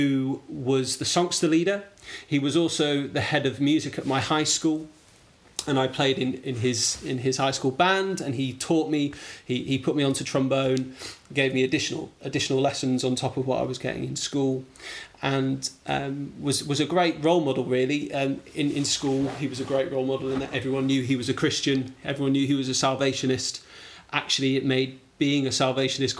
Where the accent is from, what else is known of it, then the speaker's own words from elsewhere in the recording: Wrexham, Wales, United Kingdom; moved away as an adult; also born or lived in Blackpool / East Anglia / South London; I really, I suppose, grew up in Wrexham. We spent 10 years, which is unusual to spend that long as officers' children in one place, from 8 till 18 till I went to university